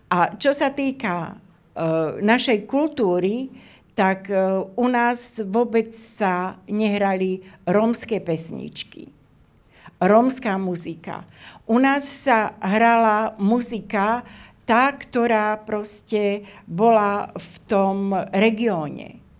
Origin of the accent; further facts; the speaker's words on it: Slovakia; bolo ščítanie ľudu, my sme boli Slováci, my sme neboli Rómovia.